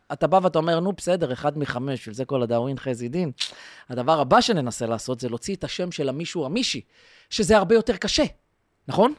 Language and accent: Hebrew; Israel; אנחנו ישראלים, ישראלים